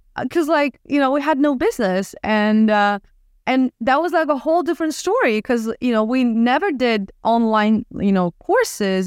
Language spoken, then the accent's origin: English; Odesa, Odesa Oblast, Ukraine; moved away as an adult; now in Miami, United States; I'm originally from Ukraine, from Odessa, the city on the Black Sea